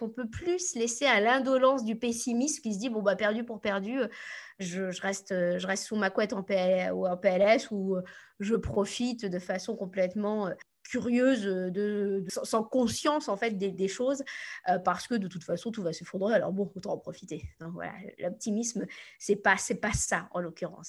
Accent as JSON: {"language": "French", "region": "Normandy", "country": "France", "also_born_or_lived": "United States", "said": "Je viens de Normandie, donc autant vous dire que voilà, je suis, pas, je suis pas du Sud."}